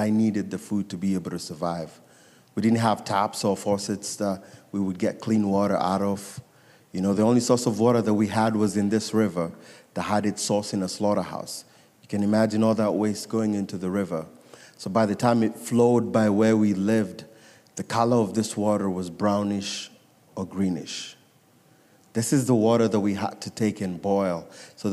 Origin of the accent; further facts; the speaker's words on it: Nairobi, Kenya; I was born and raised in Nairobi, Kenya